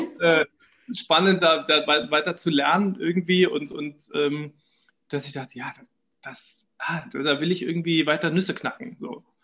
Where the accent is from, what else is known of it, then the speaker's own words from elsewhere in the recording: Düsseldorf, North Rhine-Westphalia, Germany; moved away as an adult; now in Vienna, Austria; ich bin in Düsseldorf geboren